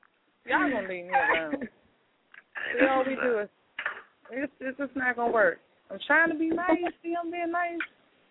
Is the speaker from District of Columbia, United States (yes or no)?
yes; Washington, District of Columbia, United States; I'm from Washington, D.C.